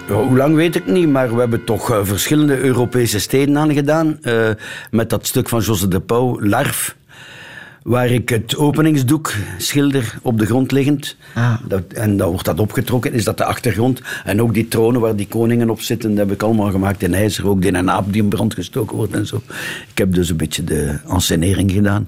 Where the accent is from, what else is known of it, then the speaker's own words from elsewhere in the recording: Ghent, Flanders, Belgium; accent: Gents; mijn Gents accent